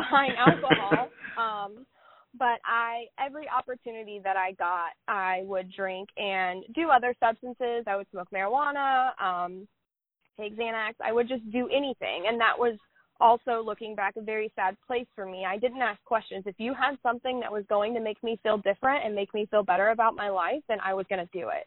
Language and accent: English; Oklahoma, United States; I am from Oklahoma